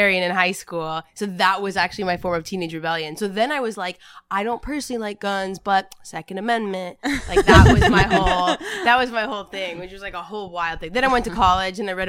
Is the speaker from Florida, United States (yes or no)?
no; Texas, United States; I grew up in Texas